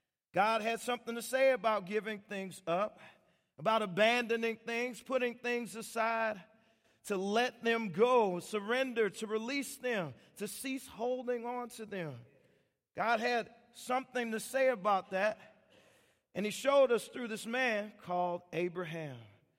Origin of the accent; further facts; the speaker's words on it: Washington, United States; And so I went, I come from Washington State, and my driver's license expired on my birthday.